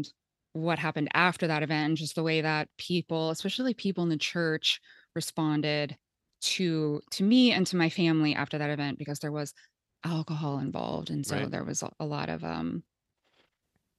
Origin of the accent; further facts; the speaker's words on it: Topeka, Kansas, United States; I grew up in Topeka, Kansas